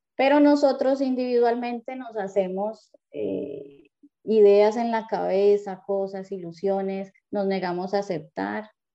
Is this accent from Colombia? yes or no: yes; Cali, Valle del Cauca, Colombia; yo también soy de Cali.